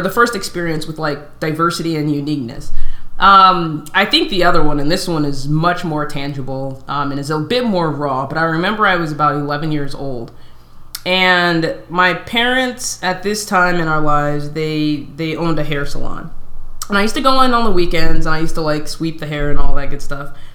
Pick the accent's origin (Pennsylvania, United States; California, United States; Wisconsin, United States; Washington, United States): California, United States; Southern; I was born and raised in California for the most part, in Southern Cal